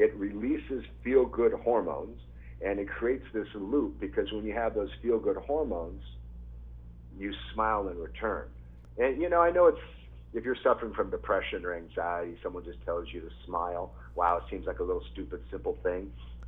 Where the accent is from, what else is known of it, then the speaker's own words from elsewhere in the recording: Japan; born there; Like I said earlier, I was born in Japan. My dad was in the military. He was a Marine.